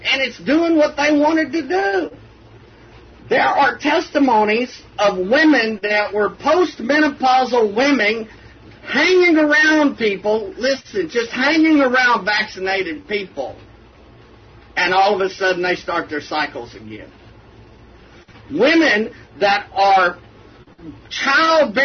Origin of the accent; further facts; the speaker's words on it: Texas, United States; I'm from Texas